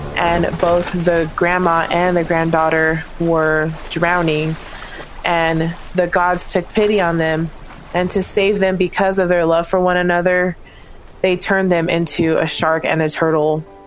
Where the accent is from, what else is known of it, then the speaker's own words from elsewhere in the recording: Hawaii, United States; moved away as an adult; also born or lived in Provo, Utah; growing up in Hawaii, I was around a lot of Japanese people